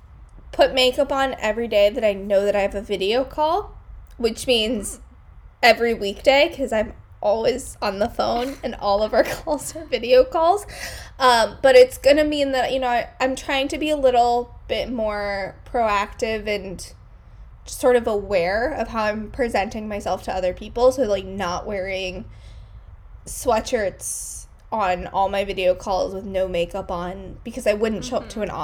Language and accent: English; New York, United States; moved away as an adult; now in San Francisco, United States; I would probably still classify myself as a New Yorker rather than a Californian